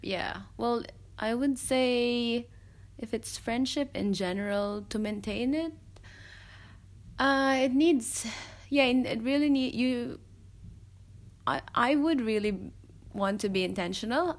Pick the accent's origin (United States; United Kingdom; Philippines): Philippines; moved away as an adult; now in Melbourne, Australia; I'm Filipino